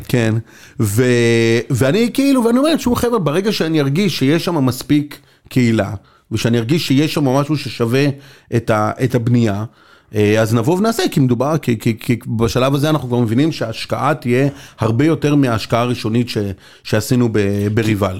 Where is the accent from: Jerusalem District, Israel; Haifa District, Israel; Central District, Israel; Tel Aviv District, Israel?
Central District, Israel; Be'erot Yitzhak; moved away as an adult; also born or lived in Beersheba; גדלתי בקיבוץ ברות יצחק, בקיבוץ דתי, ליד פתח תקווה